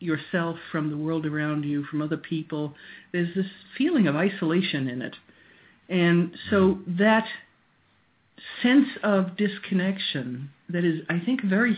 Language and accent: English; Long Island, New York, United States; moved away as an adult; also born or lived in Yarmouth, Maine; now in Maine, United States; I grew up on Long Island in New York